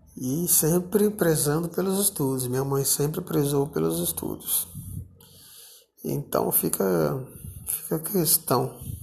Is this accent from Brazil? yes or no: yes; Brasília, Federal District, Brazil; Eu, na cidade onde eu nasci, né, Brasília